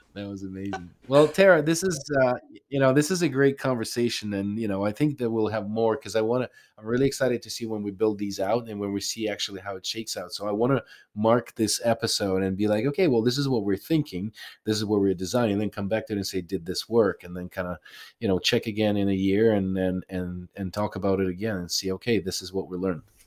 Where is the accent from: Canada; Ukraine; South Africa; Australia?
Ukraine; moved away; I'm from Ukraine originally.